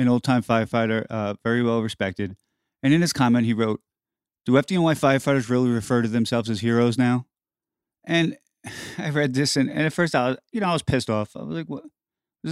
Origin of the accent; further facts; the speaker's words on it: New York City, New York, United States; I grew up in New York City